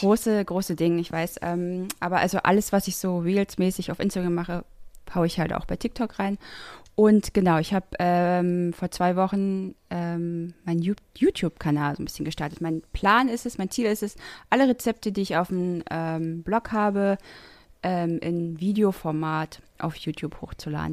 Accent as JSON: {"language": "German", "area": "the East", "region": "eastern Germany", "country": "Germany", "said": "ich bin halt kein norddeutsches Mädchen. Ich komme äh, aus dem Osten"}